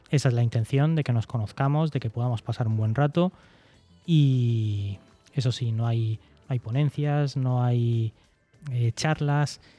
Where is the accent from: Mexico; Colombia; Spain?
Spain; Cartagena, Region of Murcia; para los que somos de Cartagena, que nos tenemos que nos vamos a desplazar